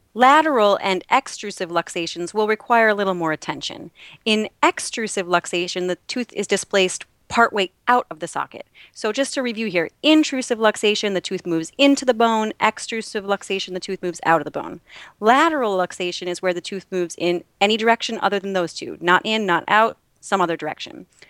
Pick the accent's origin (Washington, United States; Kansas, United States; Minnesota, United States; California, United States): Minnesota, United States; now in New York, United States; a Minnesotan